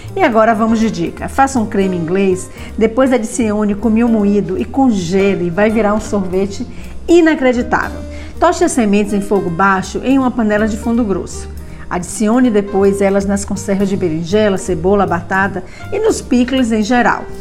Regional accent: Sertão, Bahia, Brazil; sou sertaneja

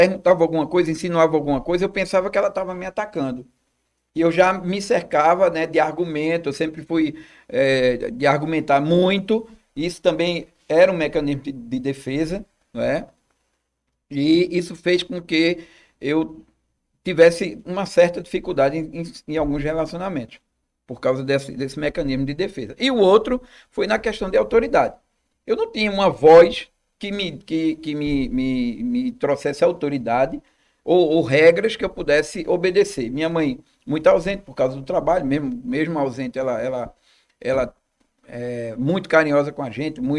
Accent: Olinda, Pernambuco, Brazil; also born or lived in Recife; Eu nasci na Boa Vista, em Recife. E com alguns meses de idade, nós nos mudamos para Olinda.

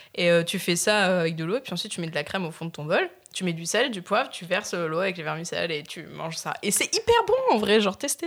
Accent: Nice, Provence-Alpes-Côte d'Azur, France; je viens de Nice, donc t'as vu les ah racines

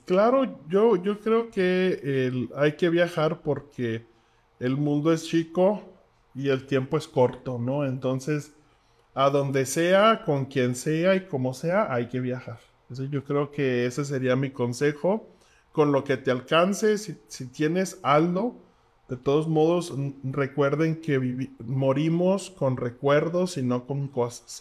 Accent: Mexico; nosotros como mexicanos

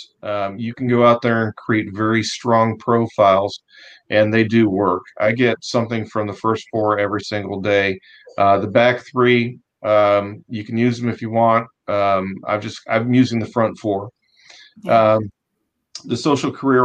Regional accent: Cleveland, Ohio, United States; moved away; I'm a Yankee from Cleveland

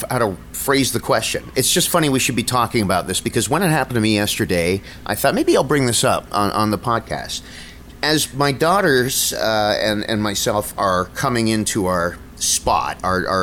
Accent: Niagara Falls, Ontario, Canada; I was lucky growing up in Niagara Falls

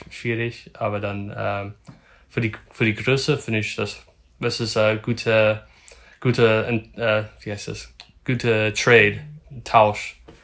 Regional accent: north of Sacramento, Northern California, United States; German is a second language; also born or lived in Lüneburg, Germany / Berlin, Germany; ich komme aus Nordkalifornien im Norden von Sacramento

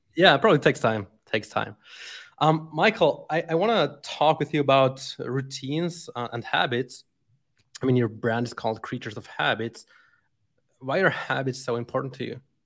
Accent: Switzerland; moved away as an adult; now in Brazil; born and raised in Switzerland

